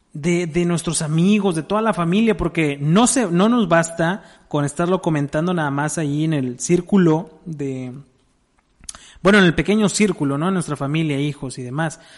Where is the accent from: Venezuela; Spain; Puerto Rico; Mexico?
Mexico; somos mexicanos